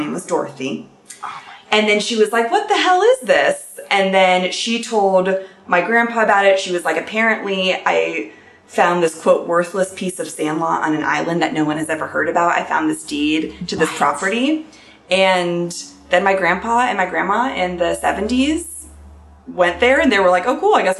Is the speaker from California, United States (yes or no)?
yes; California, United States; I'm from California. My mom is not. She's from Ohio.